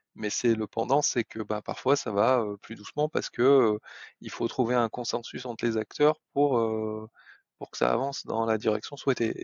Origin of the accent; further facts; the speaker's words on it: France; on on est français